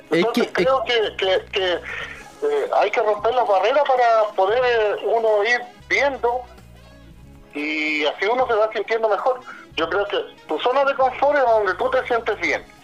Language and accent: Spanish; Temuco, Araucanía, Chile; born there; mi zona de confort, en este caso yo que nací en Temuco, eh, nací en Vicur, bueno, eh, era mi zona de confort.